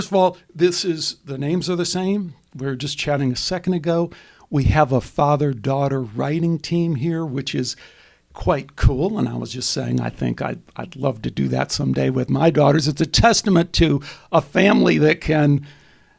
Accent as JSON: {"language": "English", "town": "Chicago", "region": "Illinois", "country": "United States", "tie": "born or raised there", "also_born_or_lived": "Arizona", "moved": "yes", "said": "I grew up in Chicago"}